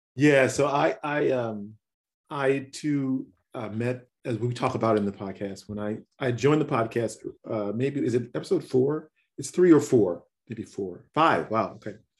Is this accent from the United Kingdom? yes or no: no; Chicago, Illinois, United States; moved away; also born or lived in Cincinnati; I'm from Chicago, but I, I went to school, uh, went to college in Cincinnati.